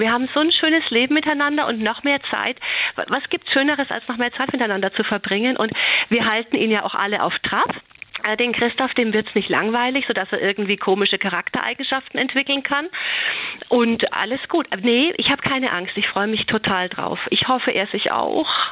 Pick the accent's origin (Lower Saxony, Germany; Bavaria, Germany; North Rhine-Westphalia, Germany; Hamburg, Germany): Bavaria, Germany; Franconia; Ich bin ja aus Franken und ich glaube, wir Franken